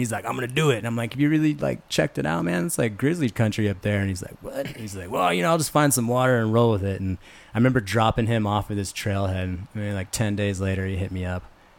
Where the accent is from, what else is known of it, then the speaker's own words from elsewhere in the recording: Missoula, Montana, United States; also born or lived in San Francisco; I was born in San Francisco. When I was about 5 years old, my mom moved up to Missoula, Montana, which is Western Montana, Northern Rockies.